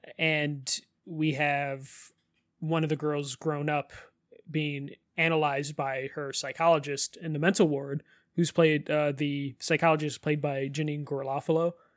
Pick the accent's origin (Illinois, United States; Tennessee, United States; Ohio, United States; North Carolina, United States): Illinois, United States; Chicago; we're both from Chicago